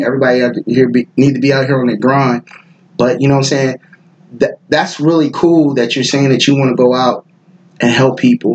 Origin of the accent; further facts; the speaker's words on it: Pass Christian, Mississippi, United States; also born or lived in San Francisco, California; I'm from the Bay originally. Mm-hmm. I'm from Frisco, so like when I moved to the South, I moved to Mississippi and the Gulf Coast